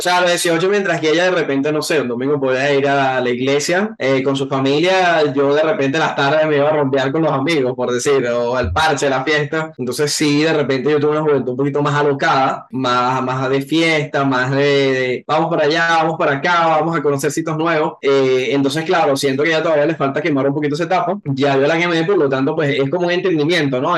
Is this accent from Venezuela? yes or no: yes; Caracas, Capital District, Venezuela; now in Colombia; mi natal Caracas, a Venezuela